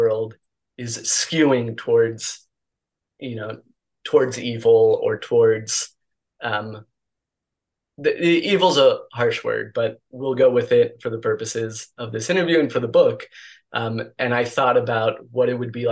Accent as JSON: {"language": "English", "region": "Mexico City", "country": "Mexico", "tie": "born or raised there", "said": "I grew up in Mexico City, and I attended an international school"}